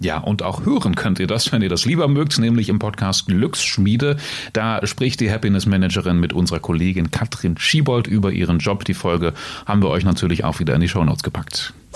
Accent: Salzgitter, Lower Saxony, Germany; aus der Stahlstadt, aus meiner Heimat

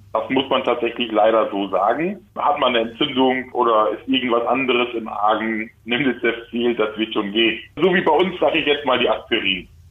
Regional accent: Germany; ich als Deutscher

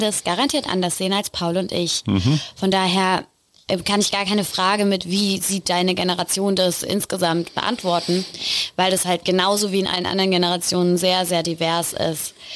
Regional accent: Rhineland-Palatinate, Germany; Ich komme aus der Pfalz

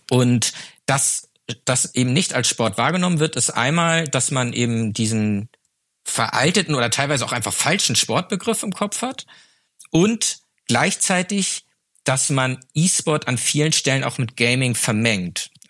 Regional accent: Flensburg, Schleswig-Holstein, Germany; ich komme aus Flensburg. Flensburg ist traditionell eine Handballhochburg mit dem besten Handballverein der Welt.

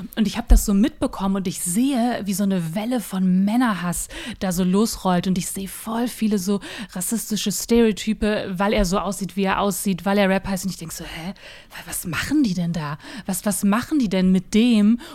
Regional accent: Ruhr area, North Rhine-Westphalia, Germany; now in Berlin, Germany; Ursprünglich komme ich aus dem Ruhrgebiet

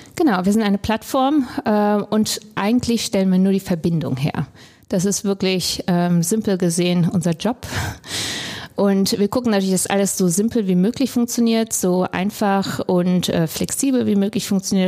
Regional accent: Krefeld, North Rhine-Westphalia, Germany; moved away as an adult; also born or lived in Hamburg; ich bin in Deutschland geboren, aufgewachsen in Krefeld ähm, bin dann zum Studium nach Hamburg gekommen

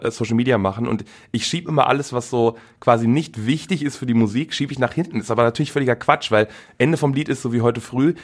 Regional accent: Velbert, North Rhine-Westphalia, Germany; also born or lived in Wuppertal; Aufgewachsen in Felbert. Äh, genau, und wohne immer noch da.

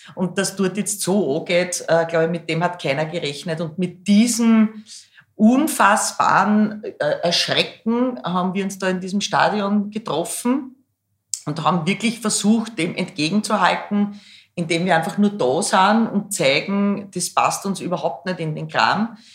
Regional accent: Schwechat, Lower Austria, Austria; also born or lived in Hainburg an der Donau / Bad Deutsch-Altenburg / Baden bei Wien; dann sind wir, mein Bruder, meine Mama, mein Papa und ich nach Schwächert gezogen und dann nach Rannersdorf und das war dann quasi mein schulische Sozialisation.

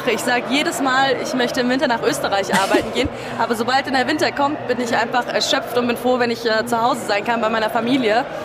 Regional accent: Rüdesheim am Rhein, Hesse, Germany; Ähm, ich komme aus Hessen, aus dem schönen Rheingau.

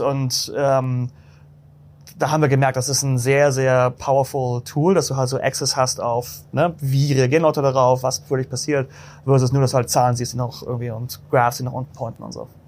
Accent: Hamburg, Germany; now in New York, United States; bin Deutscher ursprünglich, ne? aus Hamburg

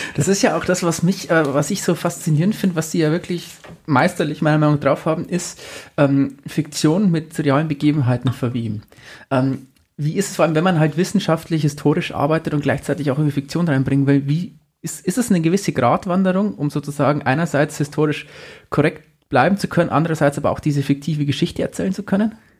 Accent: Amberg, Bavaria, Germany; ist Amberg meine Heimatstadt

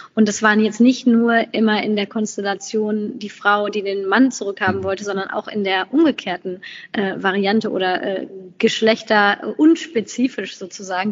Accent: Germany; dass Deutschland äh, ist, ist auch meine berufliche Heimat

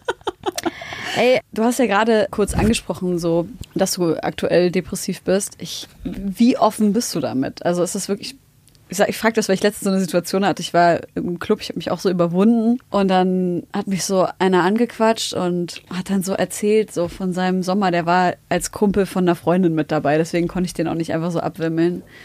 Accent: Germany; ich bin in Deutschland geboren

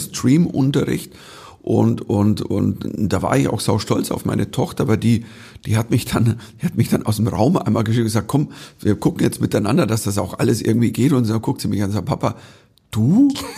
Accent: Bavaria, Germany; als Bayer

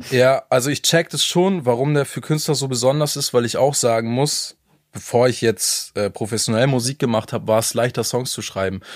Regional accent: Hamburg, Germany; ich komme aus Hamburg

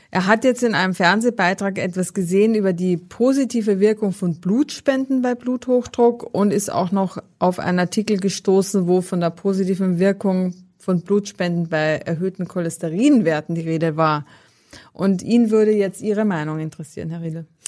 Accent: Austria; also born or lived in Northern Germany; now in Germany; aus meiner Heimat

